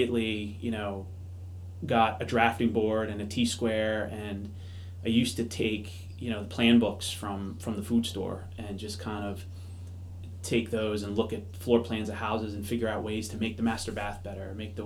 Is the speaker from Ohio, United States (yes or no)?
no; Maryland, United States; also born or lived in Long Island, New York; now in Boston, United States; my family moved to the Washington, D.C. area. So I grew up in Maryland